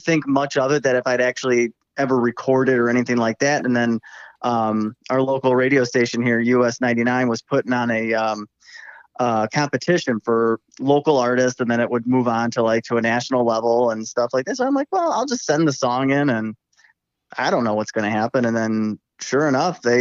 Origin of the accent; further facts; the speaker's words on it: Midwest, United States; accent: twang; I grew up in the Midwest. I've lived here my whole life